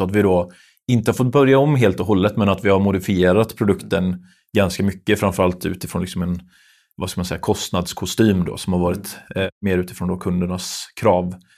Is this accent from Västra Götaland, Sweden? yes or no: yes; Lerum, Västra Götaland, Sweden; vi är från Lerum då, eh, båda två